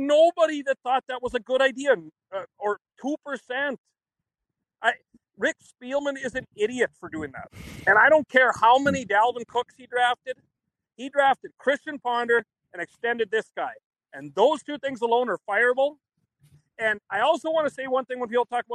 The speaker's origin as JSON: {"language": "English", "region": "Northwest Minnesota", "country": "United States", "tie": "born or raised there", "said": "Growing up in Northwest Minnesota"}